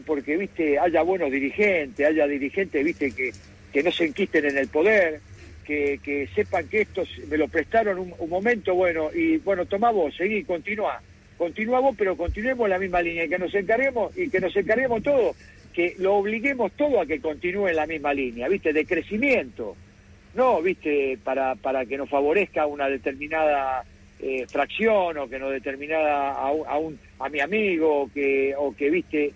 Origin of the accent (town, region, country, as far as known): Argentina